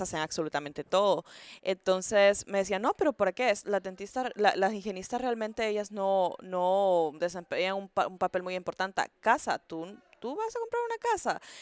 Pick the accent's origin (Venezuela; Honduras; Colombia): Honduras; moved away as an adult; now in Houston, United States; soy hondureña